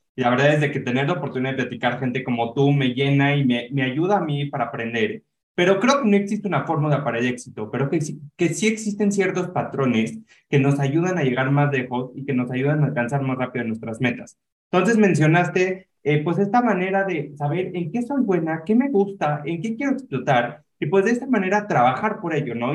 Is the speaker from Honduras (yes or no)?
no; Mexico; como mexicanos